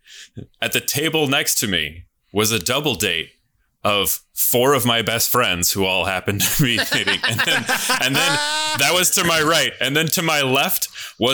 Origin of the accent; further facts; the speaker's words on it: United States; as American citizens